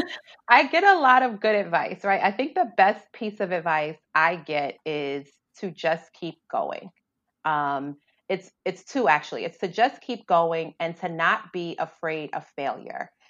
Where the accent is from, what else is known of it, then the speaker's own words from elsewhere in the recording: New York City, New York, United States; I grew up in the South Bronx